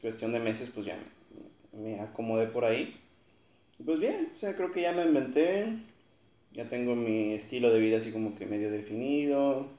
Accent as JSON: {"language": "Spanish", "town": "Matamoros", "region": "Tamaulipas", "country": "Mexico", "said": "soy aquí de Matamoros también"}